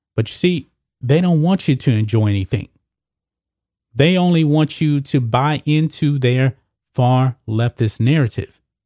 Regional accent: United States; I'm an American.

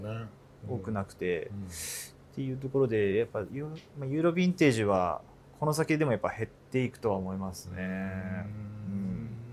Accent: Hokkaido, Japan; moved away as an adult; now in Tokyo, Japan; 僕は北海道出身でこっちこう東京出てきたのも、まあ、わりかし遅かったので

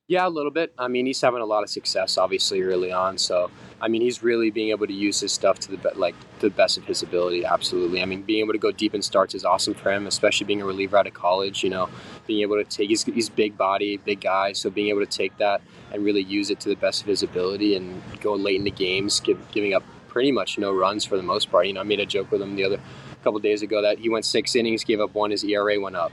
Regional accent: Miami, Florida, United States; growing up in Miami

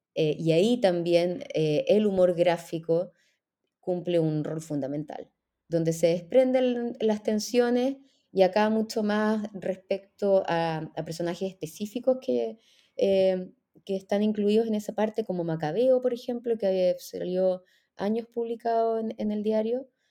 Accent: Chile; moved away as an adult; also born or lived in Israel; soy chilena, eh, soy historiadora, eh, hice mi, primer título en Chile y después la maestría y el doctorado

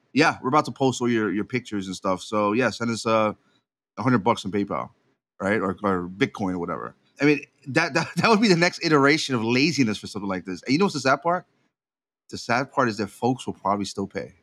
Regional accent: Puerto Rico; I was raised in Puerto Rico

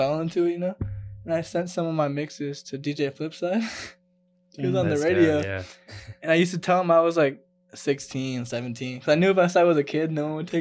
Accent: Vernon Hills, Illinois, United States; they raised me and went to high school in Vernon Hills, Illinois.

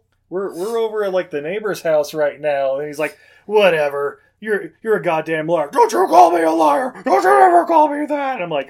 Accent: Harlem, New York, United States; Like, I grew up in Harlem.

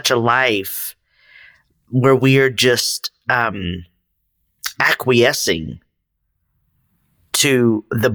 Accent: Texas, United States; moved away; also born or lived in San Francisco Bay Area; I'm initially from Northern Mexico, the Republic of Texas

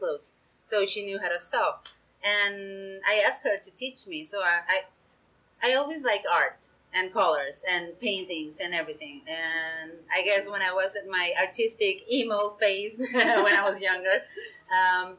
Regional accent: Ensenada, Baja California, Mexico; I live and I was born in Ensenada

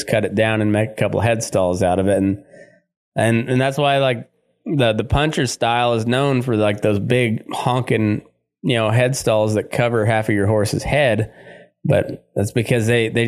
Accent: Great Plains, United States; up and towards to where I grew up in the Great Plains area, you didn't place a whole lot of value on a silver bit.

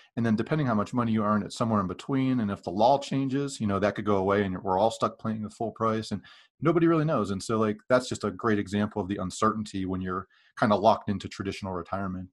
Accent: Western Pennsylvania, United States; moved away; I grew up in Western Pennsylvania

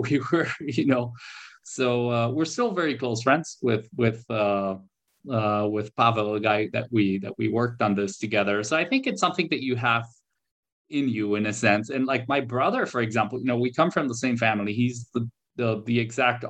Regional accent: Warsaw, Masovian Voivodeship, Poland; also born or lived in Canada; I was born here in Poland, but I did spend, a back and forth years in Canada. I did my school here in Poland.

